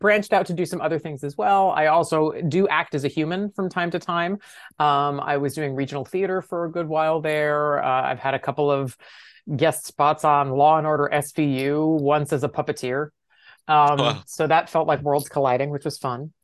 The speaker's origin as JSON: {"language": "English", "region": "Connecticut", "country": "United States", "tie": "born or raised there", "said": "I grew up in Connecticut"}